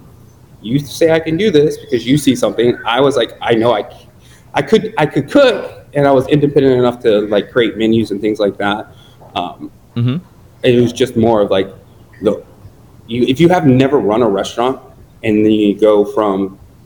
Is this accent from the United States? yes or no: yes; Ventura County, California, United States; also born or lived in New York; now in Los Angeles, United States; I'm a Cali boy through and through, and moved back to California. I grew up in Ventura County